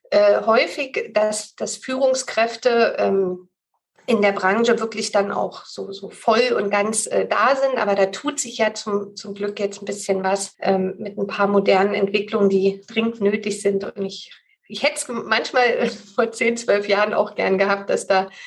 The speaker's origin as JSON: {"language": "German", "region": "Berlin", "country": "Germany", "tie": "born or raised there", "said": "ich wohne ja in Berlin und bin auch eine Berliner Pflanze, bin hier groß geworden"}